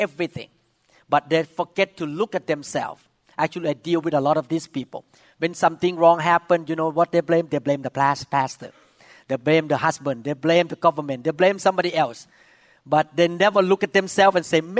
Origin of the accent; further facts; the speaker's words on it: Thailand; moved away; I came from Thailand